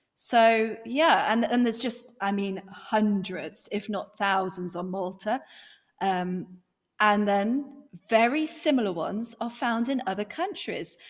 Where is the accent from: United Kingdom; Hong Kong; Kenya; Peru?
United Kingdom; accent: strong British; my strong British accent.